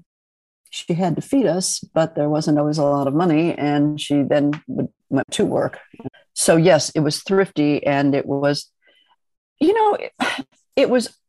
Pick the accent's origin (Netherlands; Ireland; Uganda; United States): United States; Midwest; moved away as an adult; also born or lived in Italy; I grew up in the Midwest.